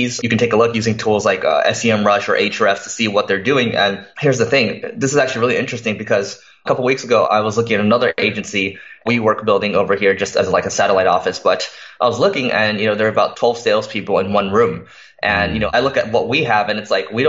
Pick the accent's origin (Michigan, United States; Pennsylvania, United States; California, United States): California, United States; Los Angeles; I'm born and raised in Los Angeles.